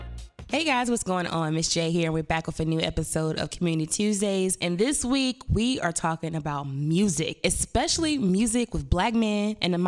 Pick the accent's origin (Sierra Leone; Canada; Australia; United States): United States; North Carolina; I never been outside North Carolina.